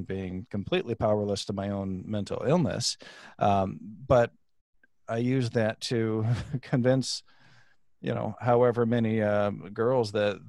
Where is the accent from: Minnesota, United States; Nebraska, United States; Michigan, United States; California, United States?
Michigan, United States; born there; I am from Michigan originally. Yeah. We traveled around the country when I was just a wee baby still. But born in Michigan.